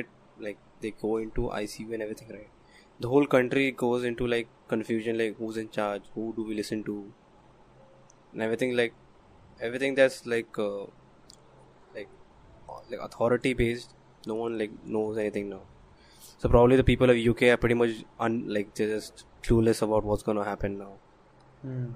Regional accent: India; I'm saying it as an Indian

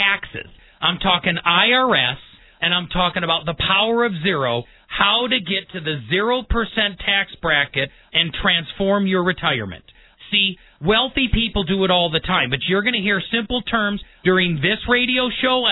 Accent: Milwaukee, Wisconsin, United States; moved away; I was born and raised in the Midwest, actually in Milwaukee

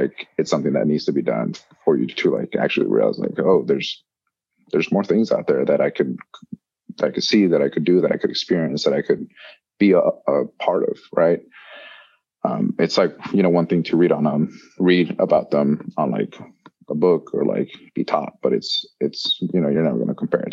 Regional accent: El Paso, Texas, United States; also born or lived in Mexico; now in Costa Rica; I grew up in El Paso in like a desert

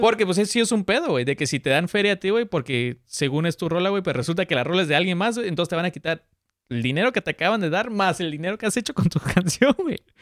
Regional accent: Mexico City, Mexico; Soy chilango

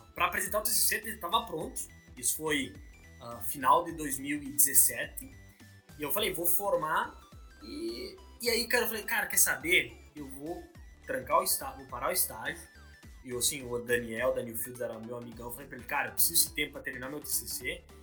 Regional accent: Progresso, Rio Grande do Sul, Brazil; moved away as an adult; also born or lived in Pelotas / Rio de Janeiro; now in London, United Kingdom; eu sou do interior do Rio Grande do Sul, uma cidade chamada Progresso

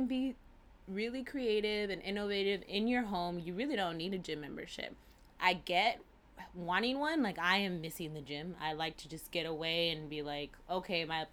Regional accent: California, United States; growing up in Cali

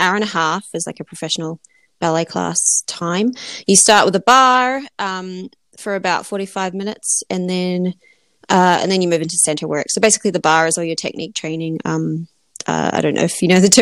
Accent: New Zealand; moved away as an adult; I'm originally from New Zealand

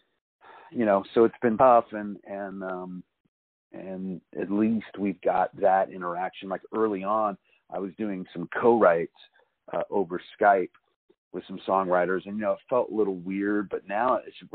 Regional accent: Fairfax County, Virginia, United States; accent: neutral; now in California, United States; So I grew up in the woods of Virginia. I grew up in Fairfax County, Virginia.

